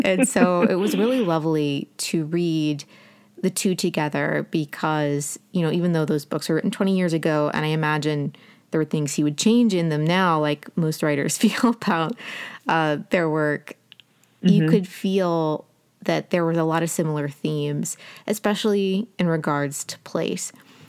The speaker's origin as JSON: {"language": "English", "region": "Appalachian Ohio", "country": "United States", "moved": "yes", "lives_now": "Greenville, United States", "said": "I'm from Appalachian, Ohio."}